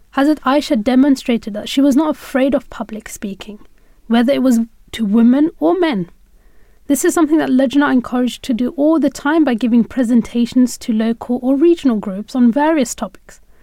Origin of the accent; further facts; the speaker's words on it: United Kingdom; As a young woman growing up in Britain